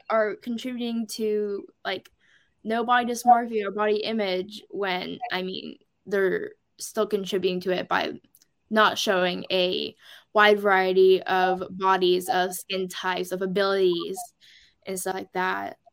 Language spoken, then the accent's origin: English; Portland, Oregon, United States; I'm from Oregon, mainly the Portland metro area